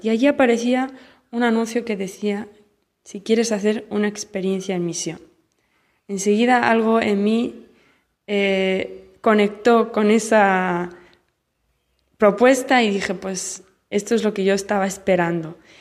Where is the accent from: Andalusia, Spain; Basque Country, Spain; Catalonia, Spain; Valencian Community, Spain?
Catalonia, Spain; Barcelona; moved away as an adult; now in Central African Republic; soy de Barcelona